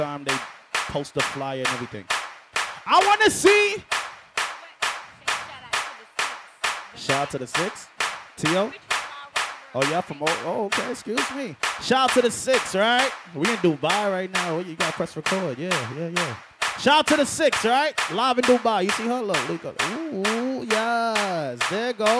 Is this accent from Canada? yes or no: no; Guyana; also born or lived in New York; I'm from Guyana.